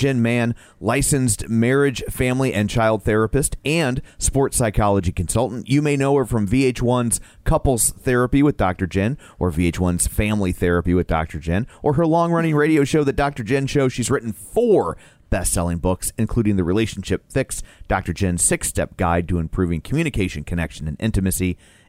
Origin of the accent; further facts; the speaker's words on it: Ireland; I'm Irish. You don't got to sell me on an apostrophe.